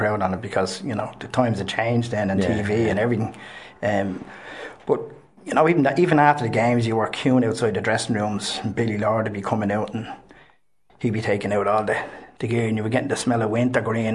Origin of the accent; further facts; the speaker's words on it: Dublin, Leinster, Ireland; I was born in Milltown, Columbanus, and the ground overlooked, our housing estate just basically looked overlooked